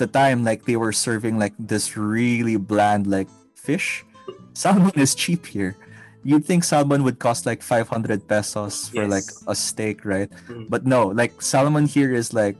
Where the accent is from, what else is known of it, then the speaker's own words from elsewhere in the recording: Philippines; moved away; as a Filipino